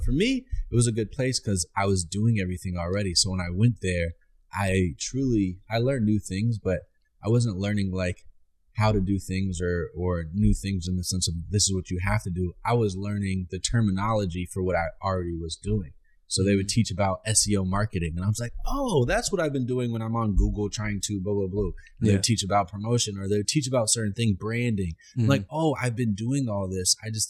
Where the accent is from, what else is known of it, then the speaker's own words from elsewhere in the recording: Orlando, Florida, United States; This is actually my hometown. I'm from Orlando.